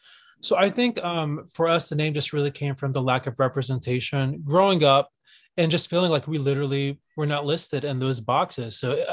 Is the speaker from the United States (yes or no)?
yes; Southern United States, United States; especially growing up in the South, when it came to being able to check those multiple choice boxes